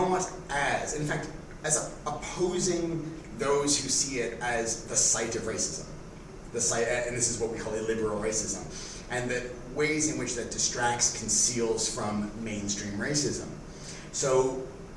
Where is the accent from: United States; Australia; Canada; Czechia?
Canada; Toronto, Ontario; When I was a teenager, there was a huge skinhead revival in Toronto, and I was part of sort of a two-tone movement